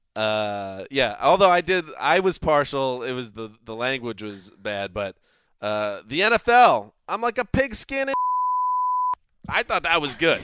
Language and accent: English; New York, United States; moved away; also born or lived in Boston; I grew up in New York, went to school in Boston